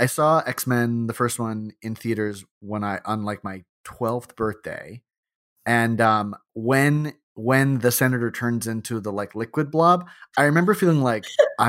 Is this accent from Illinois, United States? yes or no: yes; St. Charles, Illinois, United States; I am from St. Charles, Illinois, a western Chicago suburb that is about as heartland as it gets.